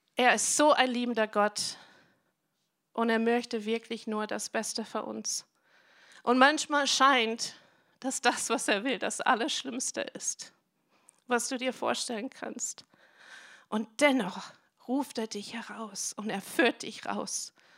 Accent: United States; German is a second language; moved away as an adult; now in Germany; ich bin Amerikanerin, aber ich bin schon ewig in Deutschland

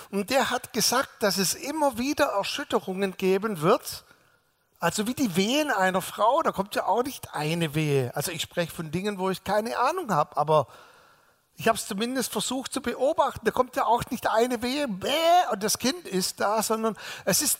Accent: Balingen, Baden-Württemberg, Germany; ich bin ja nicht hier in der Gegend groß geworden, sondern im sogenannten Zollernalbkreis in Balingen, da bin ich geboren.

